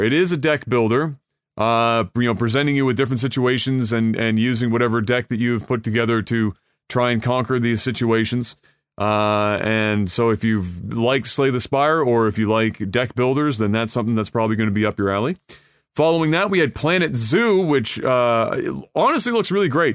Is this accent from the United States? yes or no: no; Canada; as a Canadian